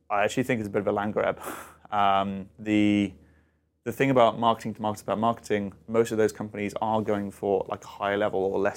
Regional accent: United Kingdom; So I do travel a little bit, um, and as a Brit, I'm very fond for my tea.

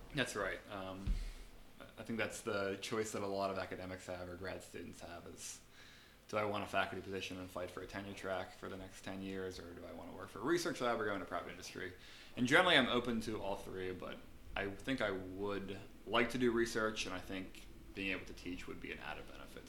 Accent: Pittsburgh, Pennsylvania, United States; moved away; I'm from Pittsburgh originally

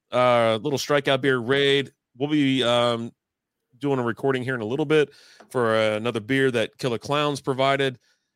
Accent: Connecticut, United States; I'm from Connecticut.

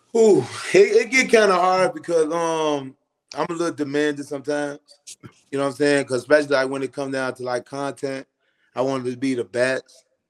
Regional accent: Chicago, Illinois, United States; moved away as an adult; now in Atlanta, United States; growing up on the West Side

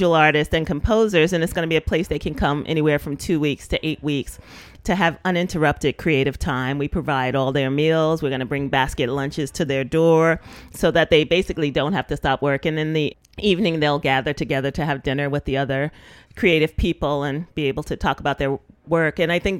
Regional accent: New York City, New York, United States; also born or lived in Park Slope, Brooklyn; when I was growing up in Bushwick, it was predominantly Black and Latino

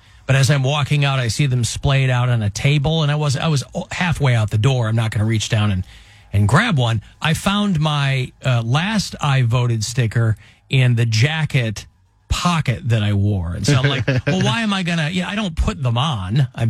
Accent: Utica, New York, United States; No, I'm from Utica.

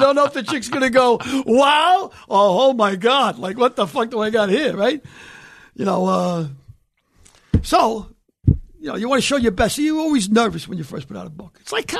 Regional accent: New York City, New York, United States; also born or lived in County Cork, Ireland; My thing about growing up in the Bronx in the 50s

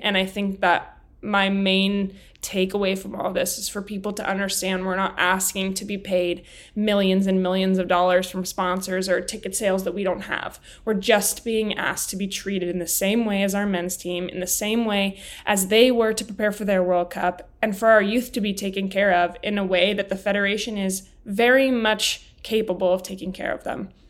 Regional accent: Highlands Ranch, Colorado, United States; born and raised in Colorado

